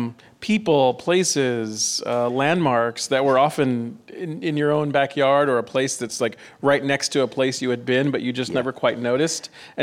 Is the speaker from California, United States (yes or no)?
yes; Southern California, United States; I'm from Southern California as well.